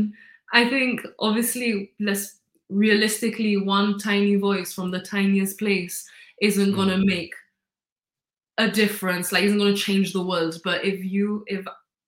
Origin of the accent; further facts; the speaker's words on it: Gibraltar; I don't have an accent. I don't have an accent at all. Because obviously everyone in Gibraltar more or less speaks like me